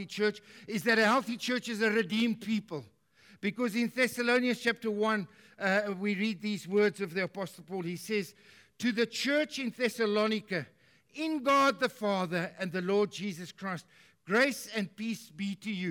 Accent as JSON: {"language": "English", "country": "South Africa", "said": "I'm a South African"}